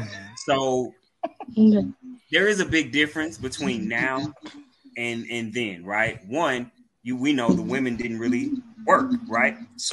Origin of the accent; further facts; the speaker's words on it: Mississippi, United States; I'm from Mississippi.